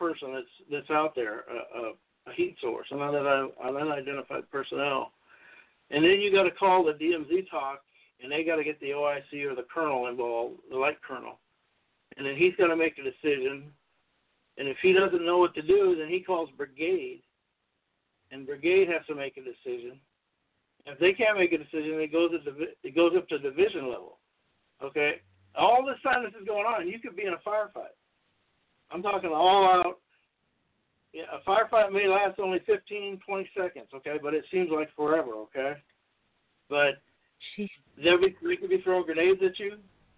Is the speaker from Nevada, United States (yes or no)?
no; Los Angeles, California, United States; I went to North Hollywood High School. I was born in North Hollywood, California.